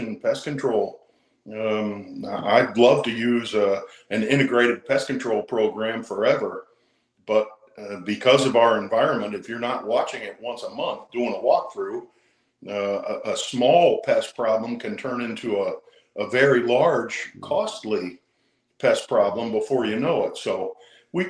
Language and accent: English; Akron, Ohio, United States; moved away as an adult; also born or lived in Knoxville, Tennessee; since I was five, growing up in Akron, Ohio